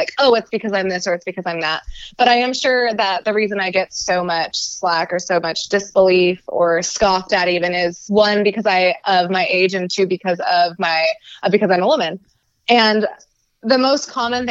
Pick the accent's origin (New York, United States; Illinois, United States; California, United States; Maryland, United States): California, United States; Bay Area; also born or lived in San Diego; growing up in the Bay Area